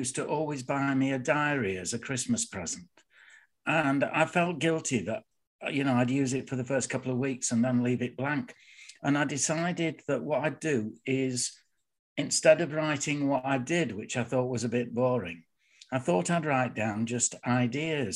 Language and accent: English; Bradford, Yorkshire and the Humber, United Kingdom; I was born in Bradford, in Shipley, but I live in Bradford.